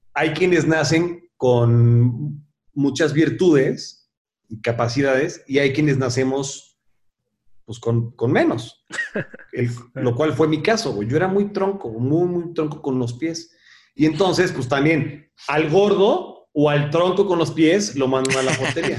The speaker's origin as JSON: {"language": "Spanish", "region": "Puebla", "country": "Mexico", "tie": "born or raised there", "moved": "yes", "lives_now": "Mexico City, Mexico", "said": "yo vivía en Puebla. Yo, yo nací en la Ciudad de México, pero muy chavito me fui a vivir a Puebla."}